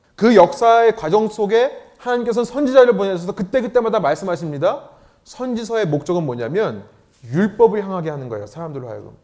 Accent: Seoul, South Korea; moved away as an adult; 저도 강남 출신인데

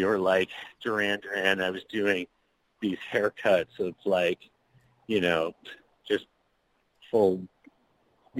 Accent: Long Beach, California, United States; also born or lived in Palm Springs / San Diego; originally I grew up in Long Beach, right on the border of LA and Orange County

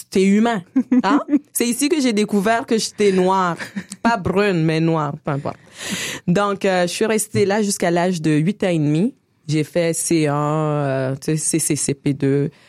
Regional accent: Quebec, Canada; accent: Quebec; Je suis allée au Niger pour retrouver un ami québécois. Il m'a tout de suite reconnu avec mon accent. Il s'est retrouvé en moi.

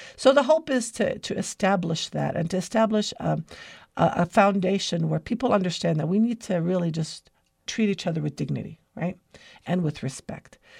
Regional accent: United States; My grandfather immigrated to America in nineteen fourteen

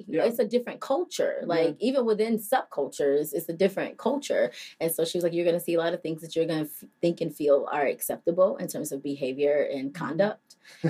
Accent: Indiana, United States; moved away as an adult; also born or lived in Michigan / Southern California; So I moved from Indiana, but I'm not from Indiana. So I was born in Michigan and raised in Northwest Indiana and Southern California. So mm-hmm. I moved around a whole lot. Mm-hmm. And then I moved here when I was 18.

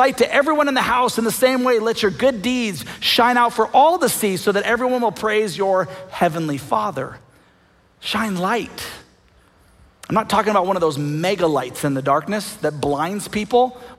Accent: United States

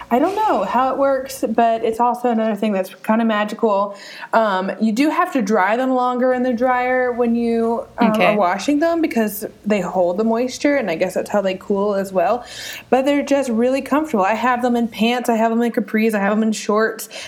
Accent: India; It's just you know sometimes I'm Indian. Okay, there, it has to be a little spicy.

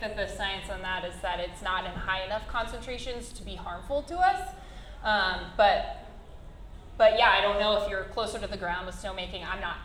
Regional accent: Alaska, United States; now in Utah, United States; I grew up in Alaska

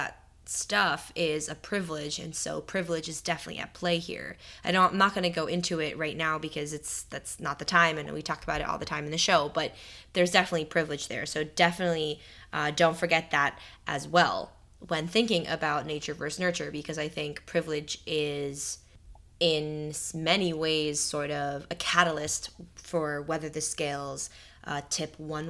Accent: New Jersey, United States; Another New Jerseyan. Yeah. I'm originally from New Jersey as well.

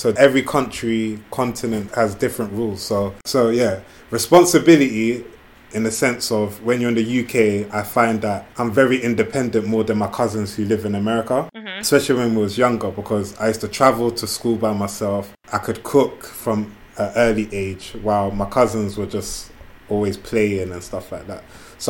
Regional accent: Jamaica; Obviously, I'm from the Caribbean as well, but my people were brought there.

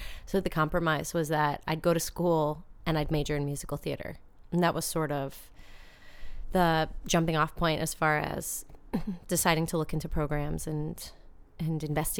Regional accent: outside New York City, United States; I grew up outside New York City, like 40 minutes north of the city.

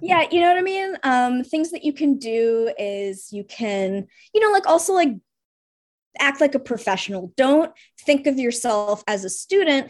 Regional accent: Russia; now in United States; I'm Russian, so I come from a slightly unique background

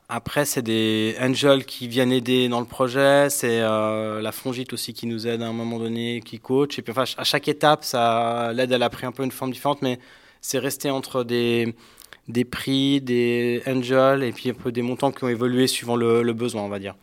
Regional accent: Geneva, Switzerland; Je suis euh, genevois

